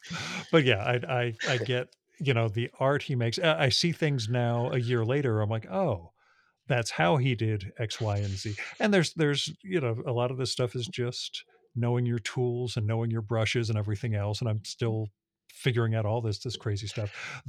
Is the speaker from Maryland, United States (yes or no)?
no; New Jersey, United States; born there; It's just a function of being born in Northern New Jersey in 1971.